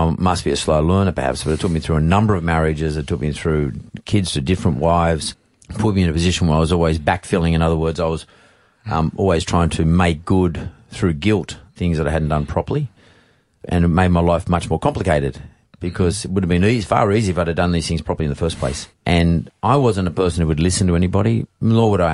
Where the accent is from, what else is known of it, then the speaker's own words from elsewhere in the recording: Sydney, New South Wales, Australia; also born or lived in Punchbowl / Eastern Suburbs, Sydney; I grew up in the Canterbury Bankstown district